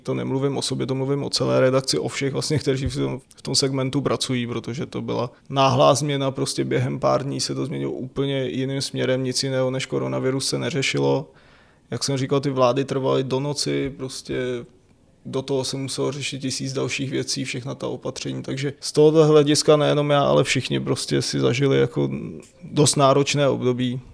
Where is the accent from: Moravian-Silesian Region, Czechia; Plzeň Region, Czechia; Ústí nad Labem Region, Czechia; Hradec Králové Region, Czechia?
Plzeň Region, Czechia; Rokycany; now in Prague, Czech Republic; odkud pocházím, říkal, že jsem z Rokycan